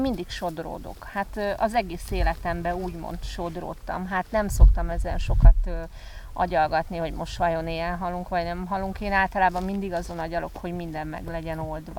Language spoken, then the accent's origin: Hungarian; Hungary; now in Tenerife, Spain; én a Dunakanyarban nőttem föl